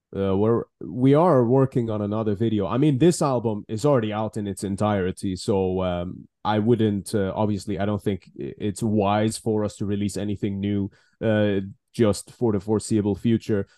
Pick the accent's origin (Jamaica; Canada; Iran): Iran; moved away as an adult; now in United Kingdom; originally, obviously, born and raised in Iran, and then I moved to the UK